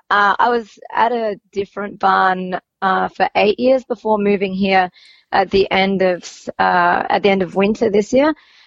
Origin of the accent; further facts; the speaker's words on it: Queensland, Australia; accent: Queensland; also born or lived in New South Wales; now in Annapolis, United States; I'll revert back to my Queensland accent that I had when I was in primary school